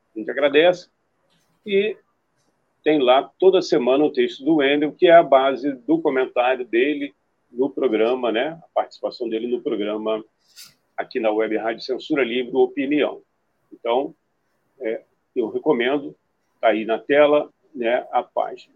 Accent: Rio de Janeiro, Brazil; Eu tenho uma ligação muito grande com a cidade, mas eu nasci no Rio

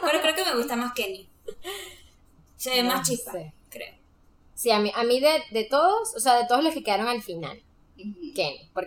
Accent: Venezuela; yo que soy venezolana

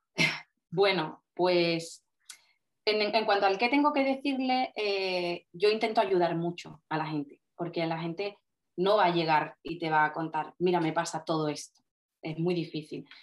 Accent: Cádiz, Andalusia, Spain; yo soy una fisio de Cádiz

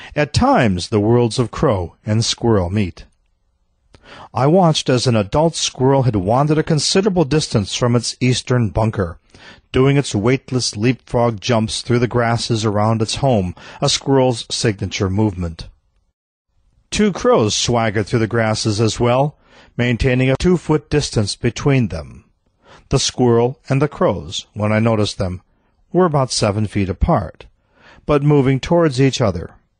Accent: Midwest, United States; I grew up in the Midwest where squirrels were residents.

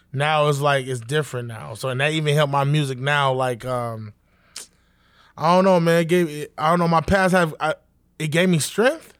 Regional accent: New York City, New York, United States; I was born in Southside, Jamaica, Queens

